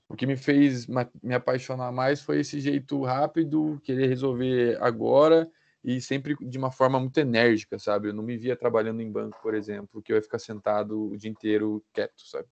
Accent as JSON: {"language": "Portuguese", "town": "Botucatu", "region": "São Paulo", "country": "Brazil", "tie": "born or raised there", "moved": "as an adult", "lives_now": "Ponta Grossa, Brazil", "said": "sou natural de Botucatu, interior de São Paulo. Vim para cá já tem cinco anos para fazer Engenharia de Produção na UTF"}